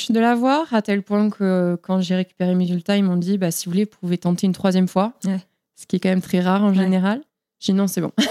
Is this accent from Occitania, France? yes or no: yes; Toulouse, Occitania, France; accent: southern; moved away as an adult; now in United States; Je viens de Toulouse